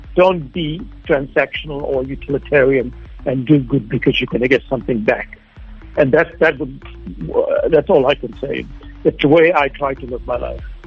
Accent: South Africa; moved away; I never felt uh, quite at home in my community as a child. And now I come back to a country that, that seems really alien to me. Well, I came back 10 years ago

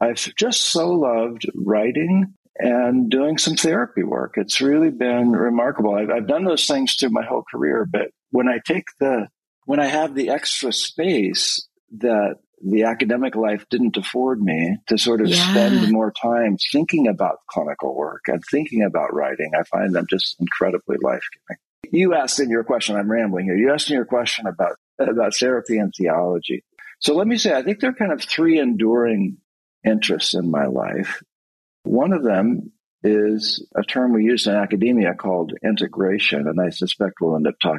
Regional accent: rural Oregon, United States; I actually grew up on a hazelnut farm in rural Oregon

